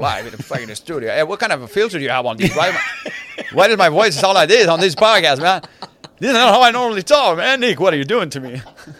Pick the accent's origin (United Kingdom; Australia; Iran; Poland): Iran; now in United States; I just did it because we're immigrants, you know, we're from Iran. So we came here.